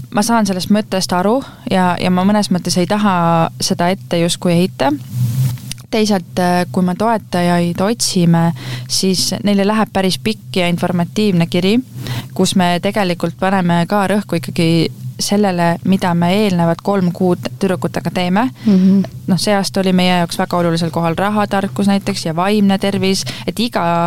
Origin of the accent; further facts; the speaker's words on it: Rapla, Rapla County, Estonia; ma olen äh, Raplast pärit, ma olen eluaeg Raplas elanud